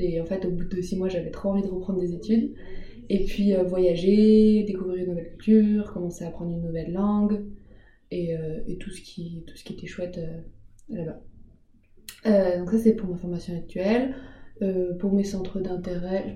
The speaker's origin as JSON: {"language": "French", "area": "Alsace", "region": "Grand Est", "country": "France", "also_born_or_lived": "Paris", "moved": "as an adult", "said": "c'était pas très loin de chez mes parents, comme là, je viens d'Alsace"}